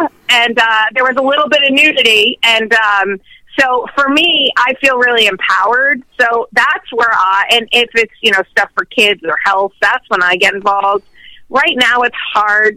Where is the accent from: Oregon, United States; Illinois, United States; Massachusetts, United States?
Massachusetts, United States; Boston; moved away; also born or lived in New York; I'm from Boston. I'm from Boston originally